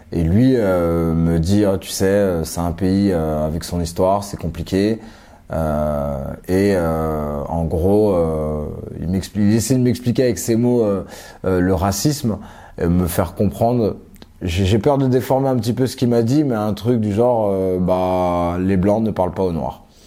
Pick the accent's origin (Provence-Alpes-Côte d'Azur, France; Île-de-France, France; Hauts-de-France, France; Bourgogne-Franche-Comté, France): Île-de-France, France; Élancourt; also born or lived in Suresnes, France / Johannesburg, South Africa / Cape Town, South Africa; Je suis né à Suresnes dans le 92. après, on est parti dans les Yvelines à Elancourt